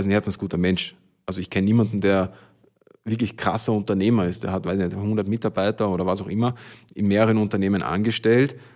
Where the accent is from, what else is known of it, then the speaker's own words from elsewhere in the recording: village near Hollabrunn, Lower Austria, Austria; in mein Dorf, wo ich herkomme, also von, genau auf der Gegenseite von Hollerbrunn